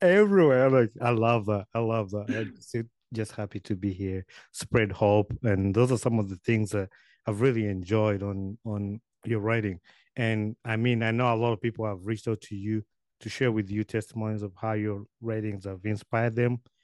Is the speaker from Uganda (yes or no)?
yes; Uganda; moved away as an adult; now in United States; I grew up in Uganda